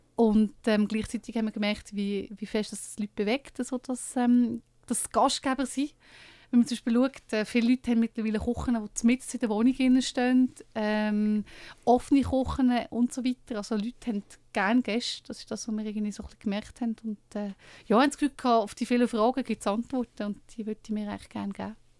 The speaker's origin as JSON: {"language": "German", "region": "Lucerne", "country": "Switzerland", "said": "ich komme aus Luzern"}